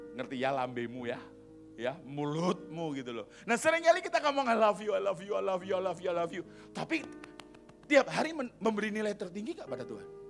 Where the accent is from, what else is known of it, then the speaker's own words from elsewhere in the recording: Surabaya, East Java, Indonesia; Aku ini lahir di Surabaya